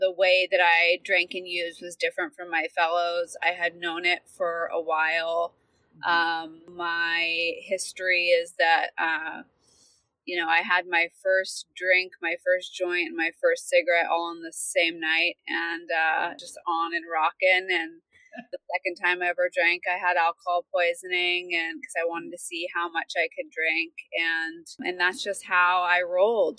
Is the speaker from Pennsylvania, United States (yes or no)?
no; Beverly Hills, California, United States; I grew up in Beverly Hills, a well-to-do family, private all-girls school